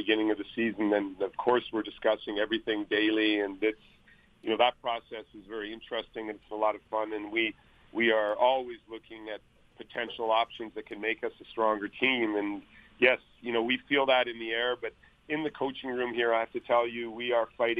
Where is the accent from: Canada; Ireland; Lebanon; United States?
Canada; Winnipeg, Manitoba; moved away; Winnipeg, my hometown where I was born